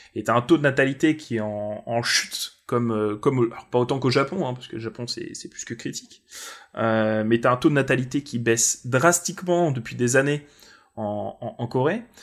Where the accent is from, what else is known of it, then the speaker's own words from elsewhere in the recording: France; tu leur dis que t'es français